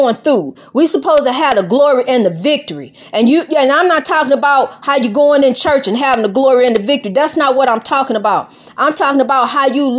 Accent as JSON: {"language": "English", "country": "United States", "said": "I'm African American"}